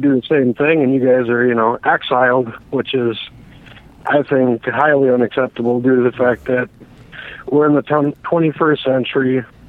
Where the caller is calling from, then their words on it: Milwaukee, Wisconsin, United States; I'm calling from Milwaukee.